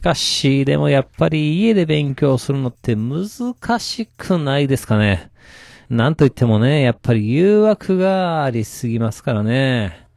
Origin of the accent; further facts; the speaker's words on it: Kansai, Japan; 私、関西人なんでしょうか